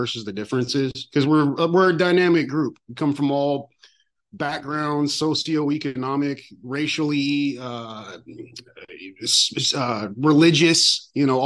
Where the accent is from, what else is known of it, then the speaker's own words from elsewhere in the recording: San Francisco, California, United States; I was born in San Francisco